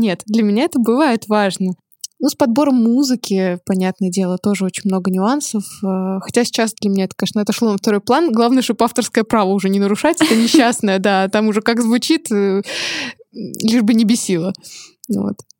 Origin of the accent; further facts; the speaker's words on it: Chelyabinsk, Chelyabinsk Oblast, Russia; moved away as an adult; also born or lived in Saint Petersburg; я выросла в Челябинске, это не очень модный город